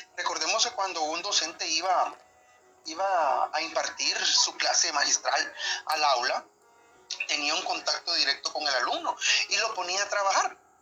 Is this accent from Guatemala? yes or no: yes; Guatemala; nosotros como guatemaltecos